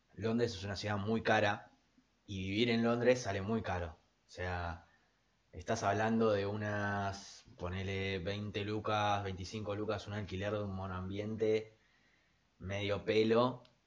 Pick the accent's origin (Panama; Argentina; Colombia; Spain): Argentina; nuestra cultura argentina es como tan, no sé, está tan mechada con un montón de otras culturas europeas